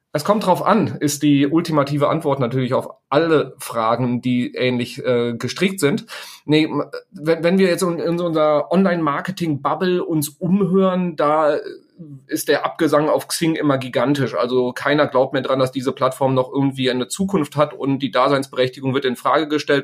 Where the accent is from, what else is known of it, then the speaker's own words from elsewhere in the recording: Sauerland, North Rhine-Westphalia, Germany; ich stamme aus dem Sauerland, da kommt der Bus halt irgendwie äh, dreimal am Tag